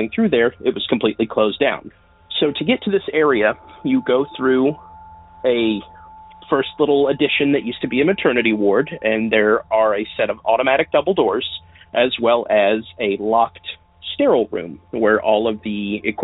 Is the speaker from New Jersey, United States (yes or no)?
no; southwestern Indiana, United States; I'm calling from southwestern Indiana